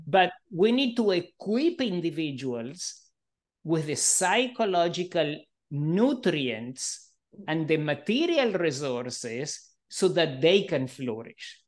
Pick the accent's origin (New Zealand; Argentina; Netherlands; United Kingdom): Argentina; also born or lived in Israel / Canada / Melbourne, Australia; now in United States; I grew up in Argentina under a fascist